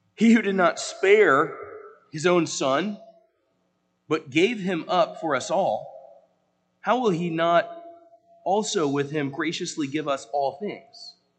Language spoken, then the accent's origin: English; the South, United States; now in Pennsylvania, United States; I'm from the South